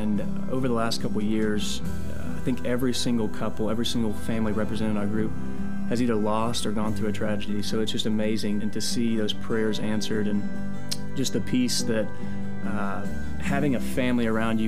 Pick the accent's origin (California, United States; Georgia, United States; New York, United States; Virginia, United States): Georgia, United States; Kennesaw; born, raised here in Kennesaw.